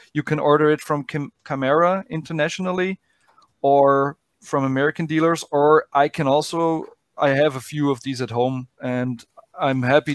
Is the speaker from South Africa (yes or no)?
no; Austria; I'm from Austria, from Middle Europe